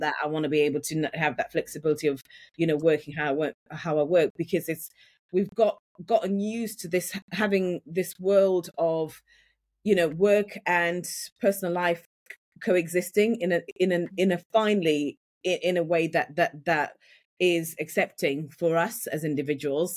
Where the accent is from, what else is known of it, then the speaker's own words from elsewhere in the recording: Yorkshire and the Humber, United Kingdom; accent: Yorkshire; moved away as an adult; now in London, United Kingdom; I grew up in Yorkshire. And when I moved from, from Yorkshire to London, I had a really, really strong Yorkshire accent